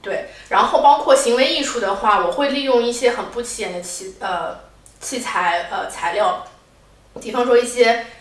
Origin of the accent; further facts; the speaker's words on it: Shanghai, China; moved away as an adult; also born or lived in Kuala Lumpur, Malaysia; now in London, United Kingdom; 因为我是来自上海嘛